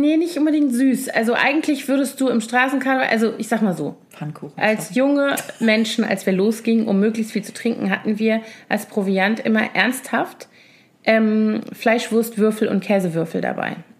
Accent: Koblenz, Rhineland-Palatinate, Germany; moved away as an adult; also born or lived in Bonn; now in Berlin, Germany; ich bin ja in Koblenz geboren und aufgewachsen, zur Schule gegangen, dann habe ich in Bonn studiert

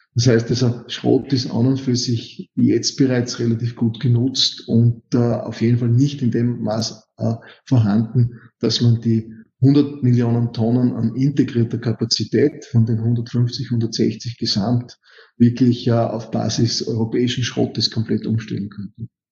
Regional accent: Styria, Austria; Steirer, bin gelernter Metallurge

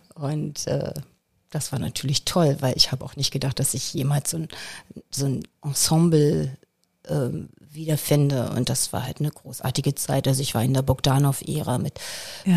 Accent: Germany; ich bin in der DDR geboren, in, ja. und zwar in der Hardcore-DDR, im Sperrgebiet der DDR

